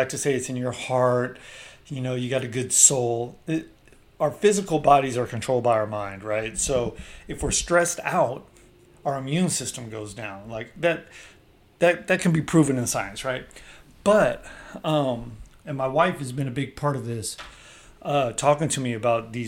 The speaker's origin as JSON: {"language": "English", "area": "the Bay Area", "region": "California", "country": "United States", "said": "I'm from the Bay"}